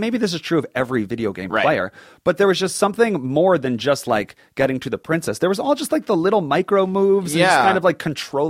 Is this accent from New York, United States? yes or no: yes; Rockville Centre, New York, United States; I come from Rockville Center, Long Island.